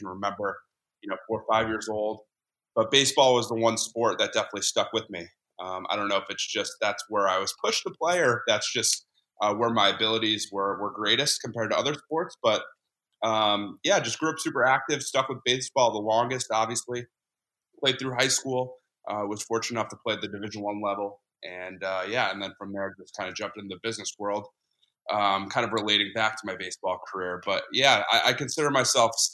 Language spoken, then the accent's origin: English; Connecticut, United States; I grew up in Connecticut